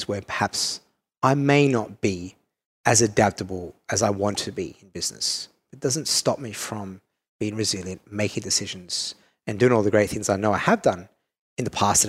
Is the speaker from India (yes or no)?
no; Perth, Western Australia, Australia; accent: Australian; now in Singapore; I'm Italian Australian from Perth, you know, and third generation Australian. Like, I have a very different upbringing coming to Singapore